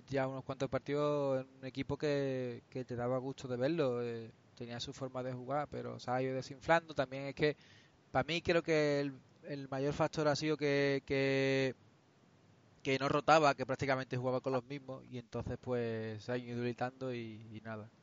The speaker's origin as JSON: {"language": "Spanish", "country": "Spain", "said": "seré que yo soy muy español y, tiro por el, producto español."}